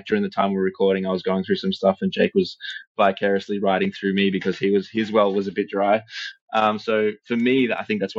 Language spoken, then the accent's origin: English; Australia; we're from Australia